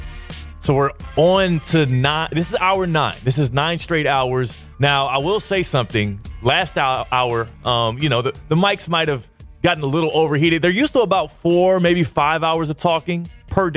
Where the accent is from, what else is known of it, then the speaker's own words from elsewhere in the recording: Houston, Texas, United States; now in West Palm Beach, United States; I grew up in Houston, Texas